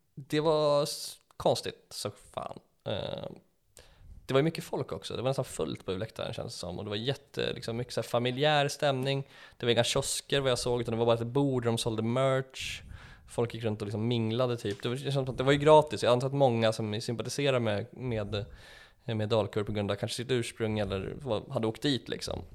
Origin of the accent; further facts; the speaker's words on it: Enköping, Uppsala County, Sweden; jag växte upp i Enköpings kommun